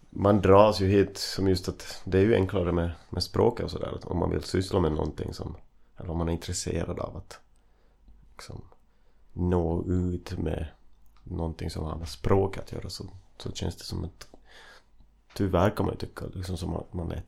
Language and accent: Swedish; Vaasa, Ostrobothnia, Finland; moved away as an adult; also born or lived in Turku; now in Gothenburg, Sweden; jag är uppvuxen i Vasa, det, hör liksom, det är bara en halv mil som man säger här. Man använder inte mil faktiskt i svensk Finland, alltså fem kilometer skulle jag säga, utanför Vasa. Ett, ett, eh, ett område som heter Järby.